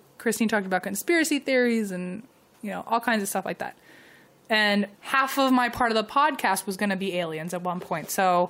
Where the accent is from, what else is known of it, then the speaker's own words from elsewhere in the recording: San Diego, California, United States; I grew up in the San Diego area, so I've heard of the Whaley House, but never been to it.